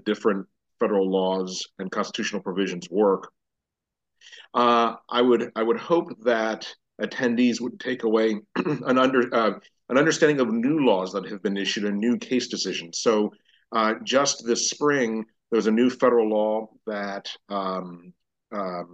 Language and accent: English; Miami, Florida, United States; now in Dallas, United States; I'm originally from Miami, Florida